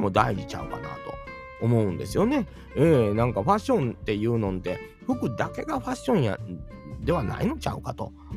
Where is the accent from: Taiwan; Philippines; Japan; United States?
Japan; Kansai; 関西人やから